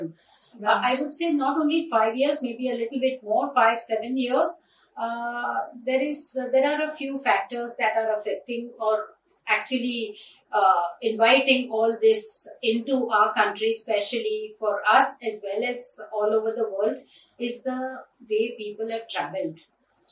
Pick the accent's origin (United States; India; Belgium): India; we Indian